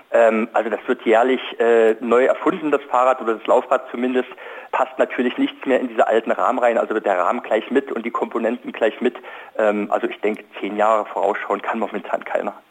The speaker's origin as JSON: {"language": "German", "region": "East Germany", "country": "Germany", "tie": "born or raised there", "said": "ich bin zum Beispiel in der DDR äh, aufgewachsen"}